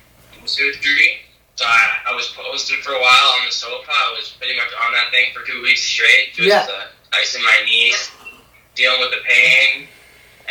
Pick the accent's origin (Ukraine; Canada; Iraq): Canada; Ottawa, Ontario; I was born and raised in Ottawa, Ontario